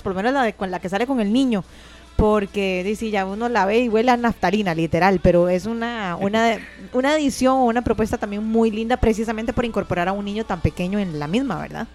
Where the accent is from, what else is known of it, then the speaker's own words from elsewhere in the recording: Costa Rica; como costarricenses